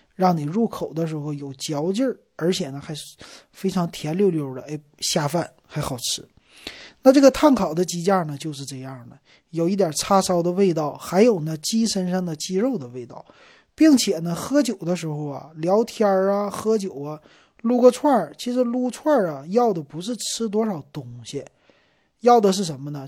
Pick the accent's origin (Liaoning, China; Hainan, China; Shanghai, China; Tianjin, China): Liaoning, China; Shenyang; moved away; 所以呢，你看咱们沈阳人哈，可以说是一个吃鸡之城